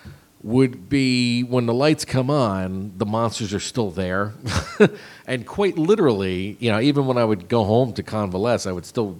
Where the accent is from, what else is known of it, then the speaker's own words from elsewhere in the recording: Jersey Shore, New Jersey, United States; growing up on the Jersey Shore, I spent most of my summer at the beach.